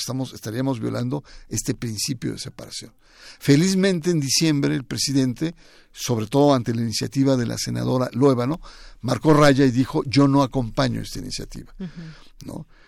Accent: Mexico

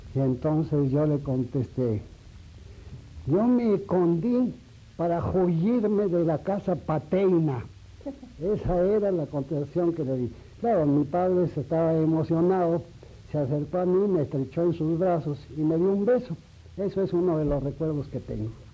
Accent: Aguascalientes, Mexico; moved away; also born or lived in Mexico City; varias casas ocupamos en toda la, estancia de mi vida en Aguascalientes hasta el año de 1917 en que yo dejé eh, mi tierra, dejé Aguascalientes para venir a la capital

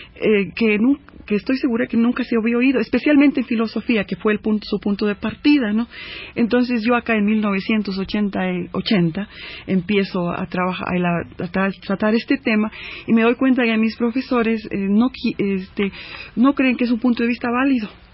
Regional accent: Chicago, Illinois, United States; also born or lived in Coahuila, Mexico; yo como ah, chicana ah, criada en, Chicago, eh, originaria de Coahuila

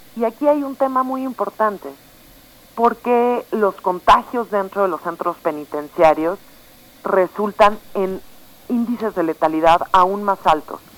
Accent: Mexico; como población mexicana

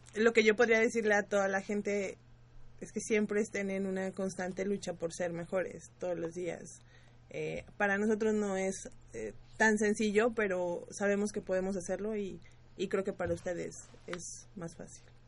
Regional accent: Calpulalpan, Tlaxcala, Mexico; now in Mexico City, Mexico; soy originaria del estado de ah, eh, Tlaxcala.

